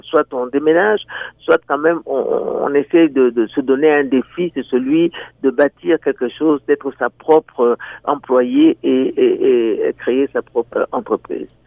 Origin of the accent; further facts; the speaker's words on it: DR Congo; moved away as an adult; now in Niagara, Canada; je viens de la République démocratique du Congo, au cœur de l'Afrique